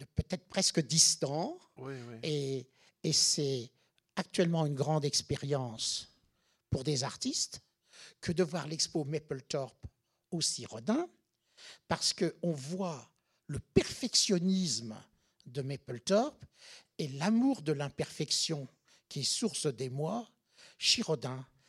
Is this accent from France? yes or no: yes; France; moved away as an adult; now in New York, United States; en tant que Français, quand je suis arrivé, tu sais, fin des années 70